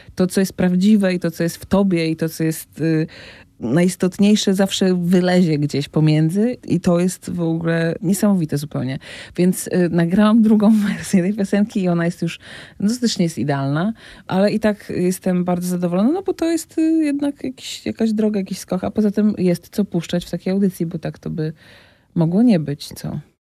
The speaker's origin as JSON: {"language": "Polish", "town": "Gdynia", "region": "Pomeranian Voivodeship", "country": "Poland", "tie": "born or raised there", "also_born_or_lived": "Rumia", "moved": "as an adult", "lives_now": "Warsaw, Poland", "said": "pochodzę z Gdyni, bo tam się urodziłam, tam skończyłam liceum"}